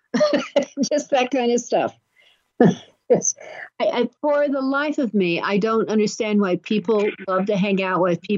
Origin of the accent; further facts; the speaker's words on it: Los Angeles, California, United States; someone who was born in L.A.